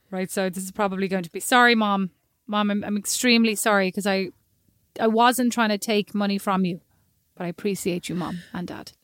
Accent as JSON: {"language": "English", "country": "Ireland", "said": "I'm Irish."}